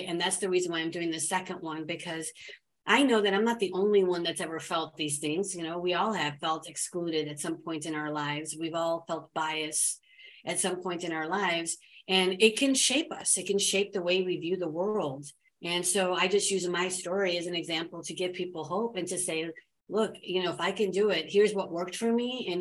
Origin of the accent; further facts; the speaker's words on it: United States; I was born and raised here in America